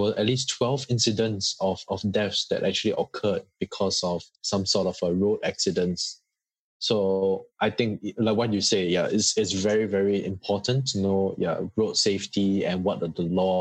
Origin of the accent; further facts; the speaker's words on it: Singapore; now in Australia; I'm from Singapore